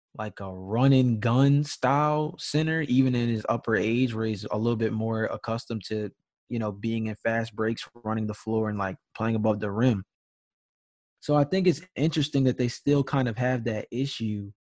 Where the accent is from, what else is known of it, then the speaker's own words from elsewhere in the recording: Georgia, United States; I'm from Georgia.